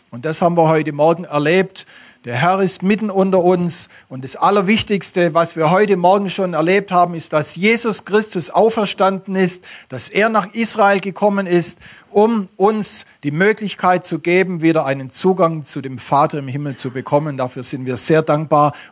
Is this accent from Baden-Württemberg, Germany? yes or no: yes; Baden-Württemberg, Germany; accent: Swabian; Ich komme aus dem Stuttgarter Raum und bringe euch den schönsten Dialekt Deutschlands mit.